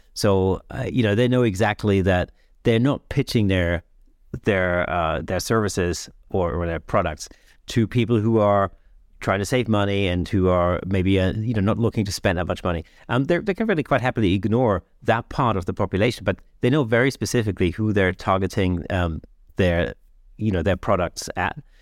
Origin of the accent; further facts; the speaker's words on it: United Kingdom; we used to use in Britain